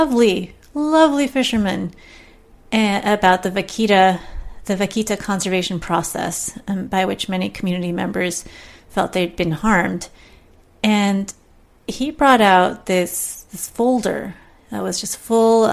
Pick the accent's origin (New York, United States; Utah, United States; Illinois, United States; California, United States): California, United States; Southern; I'm from Southern California